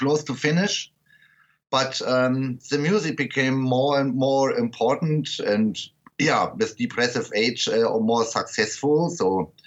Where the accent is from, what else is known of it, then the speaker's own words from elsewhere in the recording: Berlin, Germany; English is a second language; Because I'm from the west part of Berlin, and I was not west or east of the wall. I was surrounded by the wall.